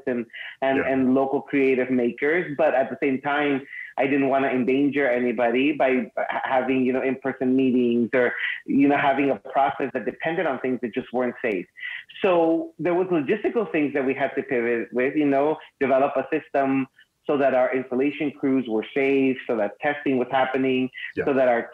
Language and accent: English; Mexicali, Baja California, Mexico; I was raised in Mexicali, just really close to here